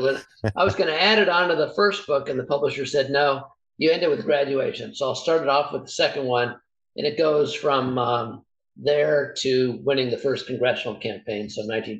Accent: California, United States; Well, let's say I'm a Californian

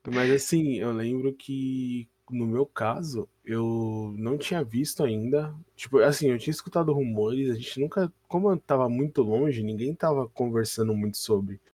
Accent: São Paulo, Brazil; a gente é de São Paulo

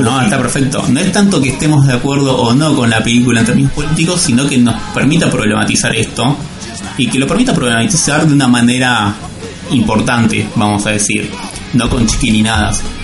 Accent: Buenos Aires, Argentina; nosotros como porteños, argentinos

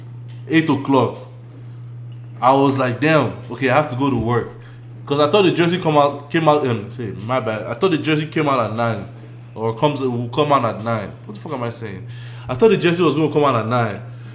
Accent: Nigeria; as a Nigerian

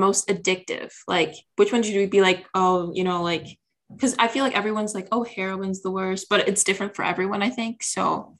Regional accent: South Dakota, United States; I'm from South Dakota

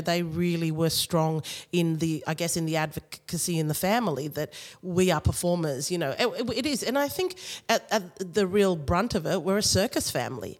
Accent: Australia; I was born here in Australia

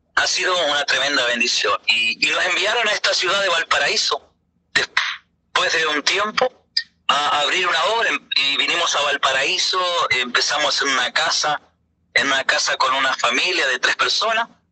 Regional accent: Uruguay; moved away; also born or lived in Venezuela; decidimos irnos para Uruguay. ¿no? Que mi tierra natal.

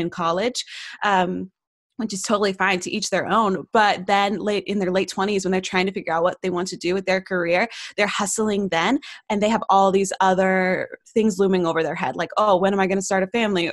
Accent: Knoxville, Tennessee, United States; my hometown, which is Knoxville, Tennessee

